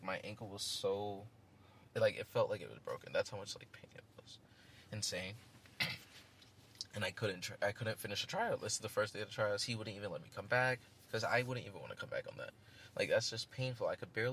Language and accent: English; New York City, New York, United States; I'm from Queens. I'm like the Queens guy.